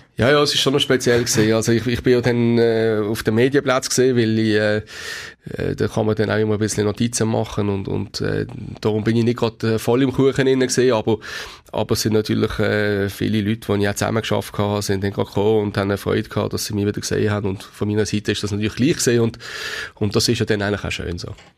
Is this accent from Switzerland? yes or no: yes; Basel, Basel-Stadt, Switzerland; als Basler